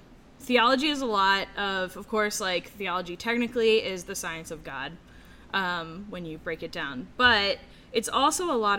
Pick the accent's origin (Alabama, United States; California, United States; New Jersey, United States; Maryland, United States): Maryland, United States; Baltimore; also born or lived in Annapolis, Maryland; Sure. So I was born in Baltimore.